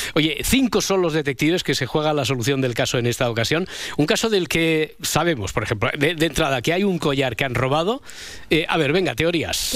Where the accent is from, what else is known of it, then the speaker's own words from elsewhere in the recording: Cerdanyola del Vallès, Catalonia, Spain; yo soy de Sardañola